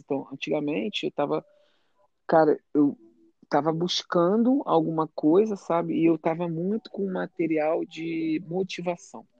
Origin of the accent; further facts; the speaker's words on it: Rio de Janeiro, Brazil; moved away as an adult; now in United States; eu sou do Rio